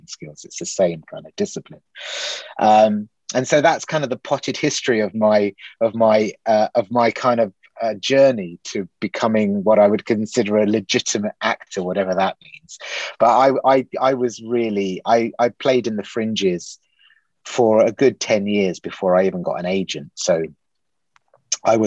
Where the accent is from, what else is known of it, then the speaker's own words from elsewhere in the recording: Eastbourne, South East England, United Kingdom; moved away as an adult; also born or lived in Leicester; I grew up in Eastbourne